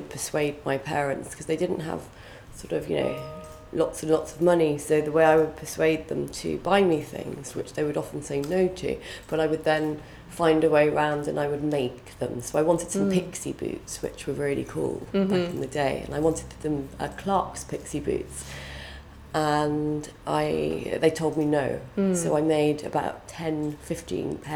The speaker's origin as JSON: {"language": "English", "area": "Somerset", "region": "South West England", "country": "United Kingdom", "tie": "born or raised there", "moved": "yes", "lives_now": "London, United Kingdom", "said": "I grew up in Somerset"}